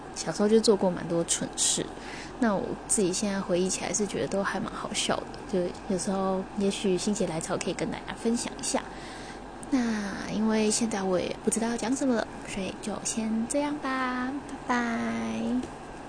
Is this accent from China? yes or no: no; Taiwan; 完全在台湾土生土长，然后，呃，自己学习日文的